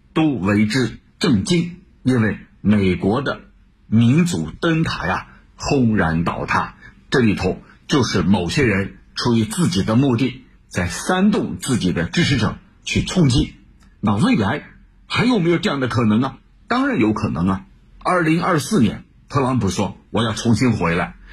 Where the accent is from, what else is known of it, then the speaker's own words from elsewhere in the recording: China; 我们中国人知道有句话叫